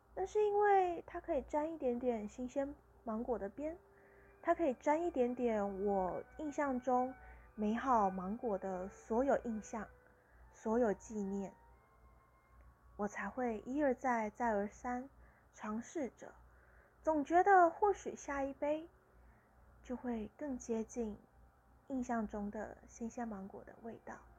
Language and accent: Chinese; Tainan, Taiwan; also born or lived in Pingtung; 我家就是盛产芒果的地方，而我的老家在屏东，家里有自己种芒果，那我是台南人，在御景那边，也是有芒果的，是芒果的产地，盛产的地方